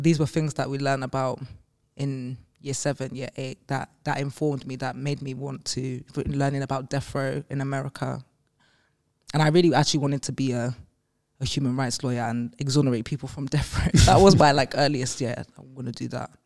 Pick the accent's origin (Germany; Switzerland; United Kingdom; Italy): United Kingdom; London; growing up in Green Park Estate